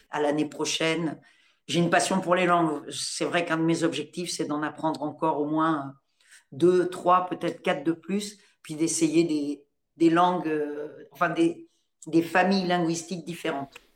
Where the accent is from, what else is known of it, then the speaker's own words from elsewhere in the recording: Normandy, France; also born or lived in Paris; moi je suis née en Normandie